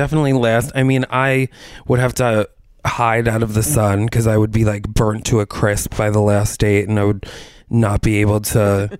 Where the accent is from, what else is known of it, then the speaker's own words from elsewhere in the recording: Albany, United States; it's hard to really talk up at least my hometown, other than I'm like, I love it because it's my hometown. But from the outside, people aren't flocking to Albany